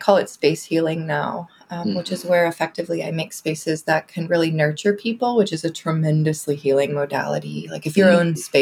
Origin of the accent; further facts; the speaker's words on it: Houston, Texas, United States; moved away as an adult; now in Austin, United States; I'm from North Houston originally. Always been in Texas, but I came here for school at UT in 2007, and I've just been here since.